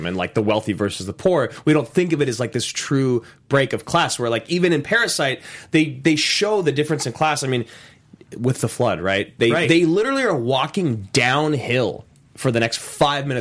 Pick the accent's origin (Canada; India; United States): United States; as an American